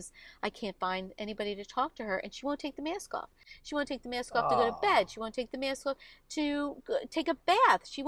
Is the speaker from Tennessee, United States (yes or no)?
no; Collingdale, Pennsylvania, United States; I grew up in Collingdale